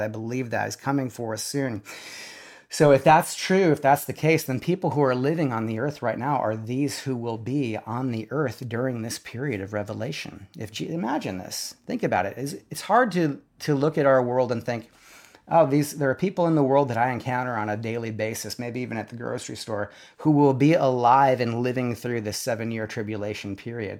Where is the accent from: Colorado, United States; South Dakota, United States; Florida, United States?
South Dakota, United States; now in Nashville, United States; we grew up in South Dakota